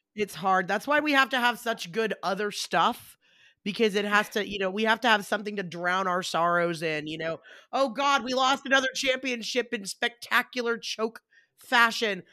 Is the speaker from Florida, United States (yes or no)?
no; Atlanta, Georgia, United States; we're from Atlanta